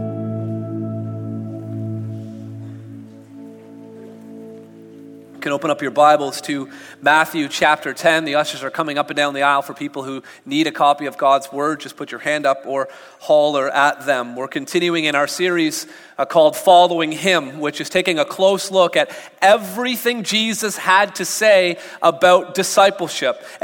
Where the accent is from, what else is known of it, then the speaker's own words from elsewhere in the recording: Canada; we're Canadian here, and Canadians do not like conflict